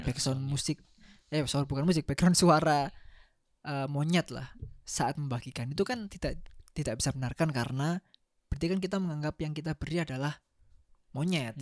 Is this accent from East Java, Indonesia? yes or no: yes; Surabaya, East Java, Indonesia; saya orang Surabaya plat L